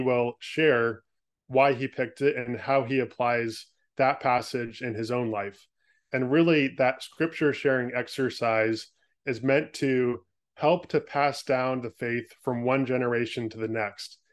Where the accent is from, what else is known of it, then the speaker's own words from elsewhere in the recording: California, United States; moved away as an adult; now in Portland, United States; was born and raised in California, spent the first twenty-five years of my life there